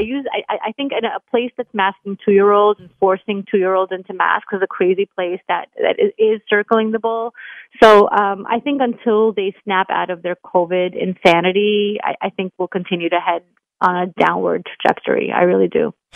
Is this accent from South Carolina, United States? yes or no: no; New York City, New York, United States; I'm a New Yorker